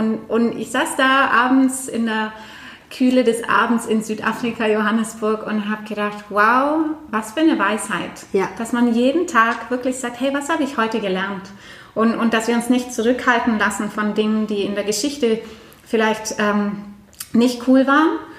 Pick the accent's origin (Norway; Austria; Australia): Norway; now in Germany; Ich komme aus Norwegen